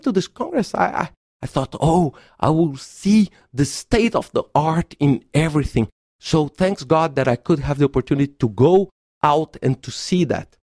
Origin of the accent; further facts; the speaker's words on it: Belo Horizonte, Minas Gerais, Brazil; Belo Horizonte, my hometown